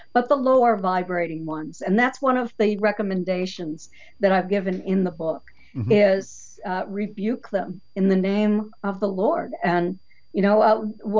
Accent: New Hampshire, United States; now in Florida, United States; I grew up in New Hampshire

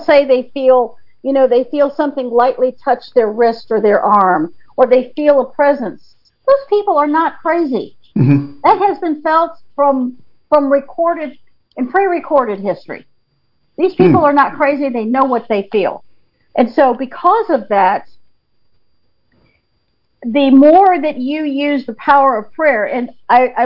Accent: North Carolina, United States; now in Blaine, United States; I grew up in North Carolina

